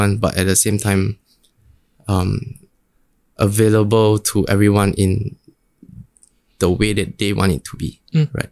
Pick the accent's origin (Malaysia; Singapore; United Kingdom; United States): Singapore; I grew up in Bukit Panjang